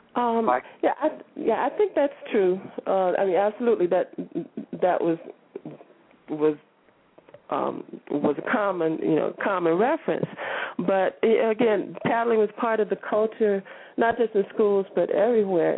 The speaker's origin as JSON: {"language": "English", "region": "Florida", "country": "United States", "tie": "born or raised there", "said": "the state of Florida, you know, my home state"}